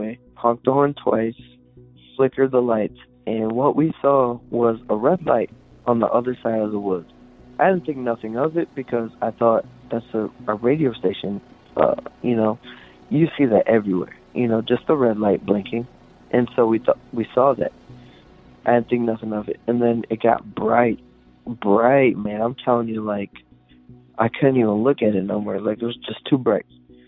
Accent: Bowling Green, Ohio, United States; Hey, I'm … from Bowling Green, Ohio.

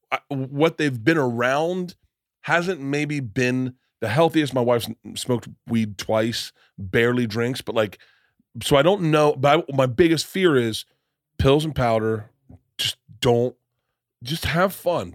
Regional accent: Florida, United States; I come from Florida and I'm fifty

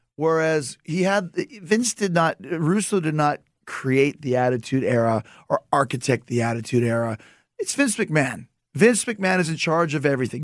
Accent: Winnipeg, Manitoba, Canada; I'm from Winnipeg

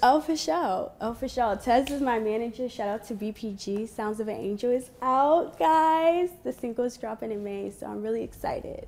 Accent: Florida, United States; also born or lived in Virginia; Florida because that's pretty much where I grew up

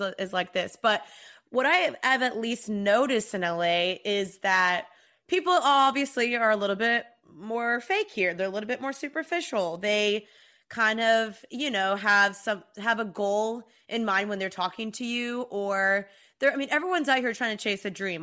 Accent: Texas, United States; now in Los Angeles, United States; I'm from Texas and I moved to L

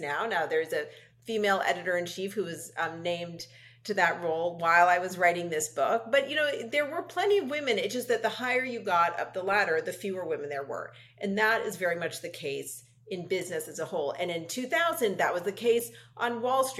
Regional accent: Los Angeles, California, United States; I grew up in Los Angeles with a hugely supportive family.

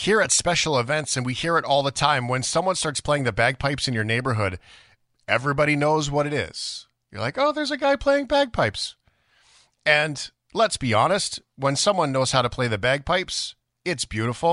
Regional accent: Canada; as a Canadian

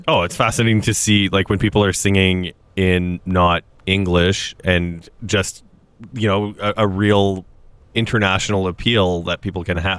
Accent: Saskatchewan, Canada; now in Toronto, Canada; growing up in Saskatchewan

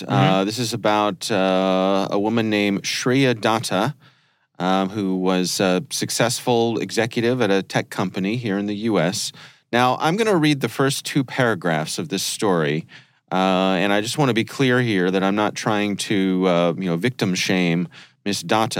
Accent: France; now in West Philadelphia, United States; Right. We are from France.

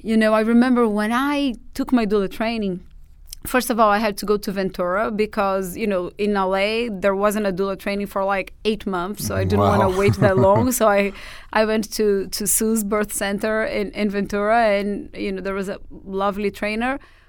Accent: Portugal; accent: Portuguese; English is a second language; like to work with doulas or with me particularly is not necessarily because they fell in love with my Portuguese accent.

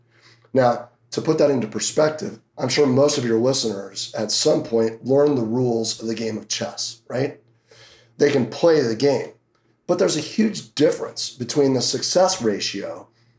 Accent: Hanover, New Hampshire, United States; also born or lived in Boston area, Massachusetts; now in Las Vegas, United States; I grew up in Hanover, New Hampshire, where Dartmouth College is at, and ended up moving down towards the Boston area for 10 years and then moved out here

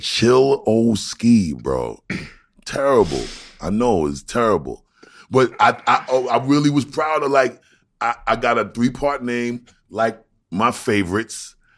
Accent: New York City, New York, United States; moved away; also born or lived in Long Island; I'm from Brooklyn

